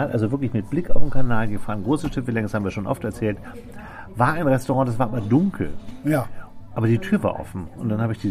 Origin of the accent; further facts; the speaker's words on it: Hamburg, Germany; Damit ich als, als Hamburger, wenn ich hier schon mal aufs Land ziehe, irgendwie so eine Geselligkeit habe